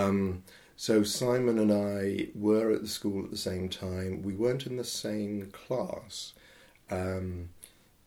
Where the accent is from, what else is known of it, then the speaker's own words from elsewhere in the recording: Horsham, South East England, United Kingdom; this was in Horsham in Sussex, where I grew up.